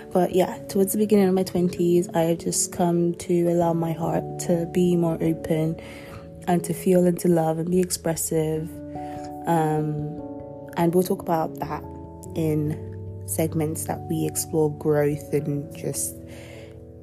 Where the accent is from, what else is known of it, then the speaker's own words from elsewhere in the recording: Nigeria; first language Yoruba; I'm also Nigerian, so I consume a lot of that. I still speak my mother tongue, Yoruba